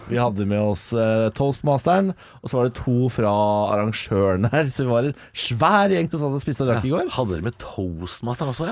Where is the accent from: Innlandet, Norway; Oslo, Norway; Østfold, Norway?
Østfold, Norway; Moss; jeg er fra Moss og Vestfold.